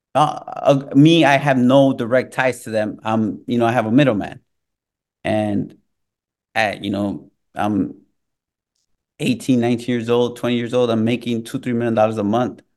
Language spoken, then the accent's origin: English; Chicago, Illinois, United States; also born or lived in Mexico; growing up in Chicago, growing around, up around those gangs and that culture